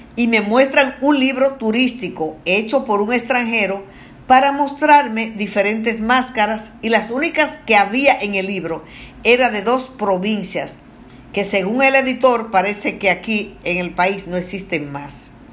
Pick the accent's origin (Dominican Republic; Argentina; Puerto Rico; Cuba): Dominican Republic; como dominicanos